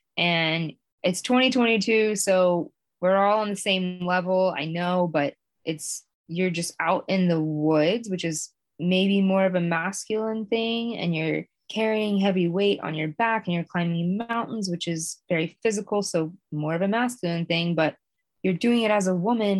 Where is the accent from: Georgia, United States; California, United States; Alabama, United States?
Georgia, United States; Yes, I am from Georgia. But right now I live in Maine in the winter, and then I live in Virginia in the summer.